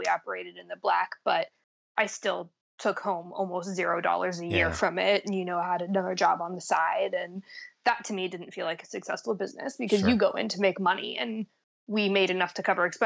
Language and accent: English; United States; moved away as an adult; now in Vancouver, Canada; I'm American, so I split my time in the States as well